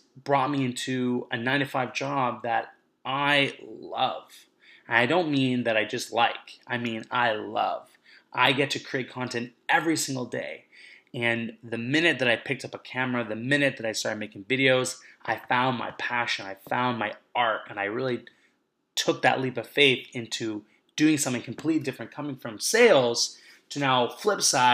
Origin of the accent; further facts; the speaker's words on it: Vancouver, British Columbia, Canada; now in Montreal, Canada; I'm coming to you right now from Montreal, but I grew up in Vancouver.